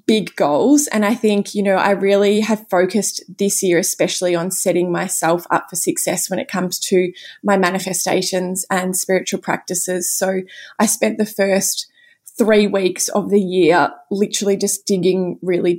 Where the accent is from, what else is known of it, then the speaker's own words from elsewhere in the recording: Cape Paterson, Victoria, Australia; I was back at home, you know, where I grew up in Cape Patterson with all of my family